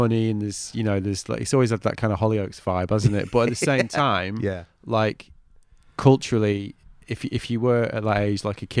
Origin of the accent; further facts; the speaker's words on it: the Northwest, North West England, United Kingdom; now in Brighton, United Kingdom; I'm from the Northwest as well.